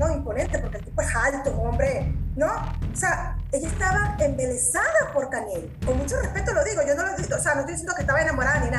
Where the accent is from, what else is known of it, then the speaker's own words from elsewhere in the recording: Venezuela; moved away as an adult; now in Mexico; yo soy extranjera porque soy nacida en Venezuela y tengo apenas seis años aquí